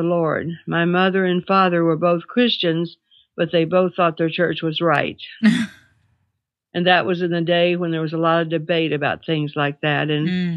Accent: Glasgow, Kentucky, United States; now in Asheville, United States; I am a Kentucky girl

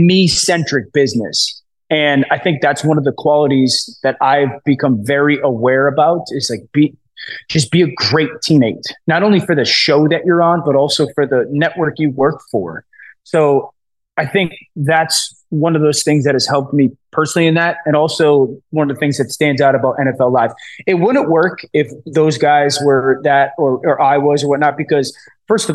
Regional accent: Connecticut, United States; I'm from Connecticut. I was born and raised here. I live here now

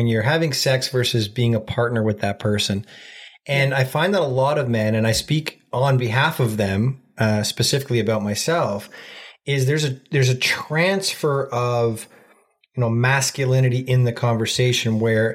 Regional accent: Ontario, Canada; We're from Ontario, Canada

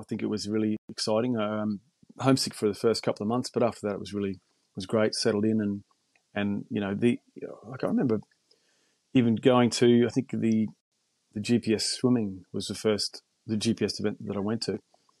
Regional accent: Chinchilla, Queensland, Australia; also born or lived in Miles, Queensland; I was born in Miles, actually. Yes, even further out from Brisbane. So another half an hour drive out. But I moved to Chinchilla when I was about 9. So, still got a few memories of Miles, but pretty much Chinchilla was the my hometown.

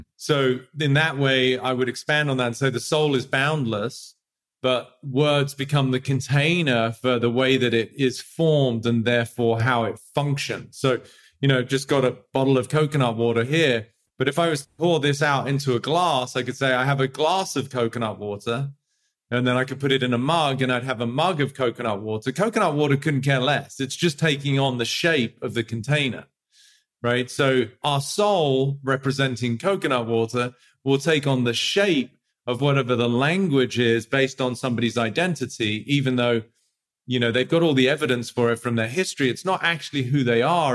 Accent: England, United Kingdom; moved away; I grew up in England

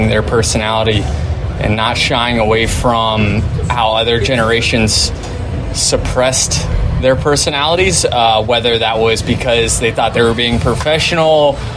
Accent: Tampa, Florida, United States; it's my hometown

